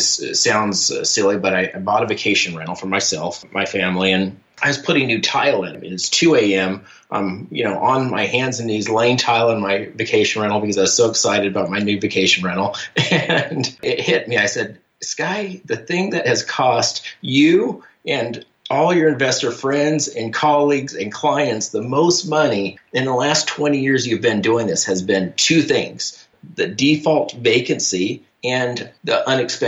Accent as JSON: {"language": "English", "town": "Portland", "region": "Oregon", "country": "United States", "tie": "born or raised there", "moved": "as an adult", "lives_now": "Charlotte, United States", "said": "I grew up in Portland, Oregon on the West Coast there"}